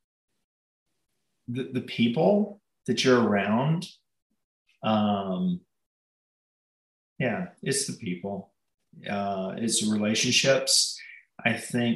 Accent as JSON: {"language": "English", "town": "Huntsville", "region": "Alabama", "country": "United States", "tie": "born or raised there", "also_born_or_lived": "Pelham, Alabama", "said": "I grew up with in Huntsville"}